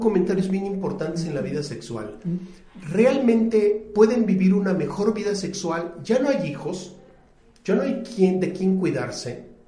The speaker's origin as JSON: {"language": "Spanish", "region": "Puebla", "country": "Mexico", "tie": "born or raised there", "said": "yo soy de la ciudad de Puebla, yo nací en Puebla."}